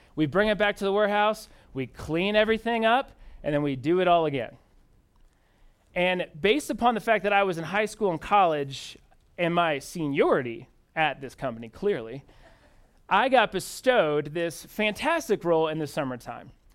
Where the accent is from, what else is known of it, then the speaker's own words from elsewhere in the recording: Indianapolis, Indiana, United States; moved away as an adult; now in Denver, United States; I'm originally from Indianapolis, Indiana.